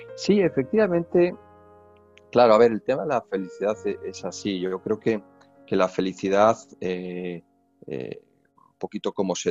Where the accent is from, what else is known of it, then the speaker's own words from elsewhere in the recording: Spain; moved away as an adult; now in Mexico; como español somos los españoles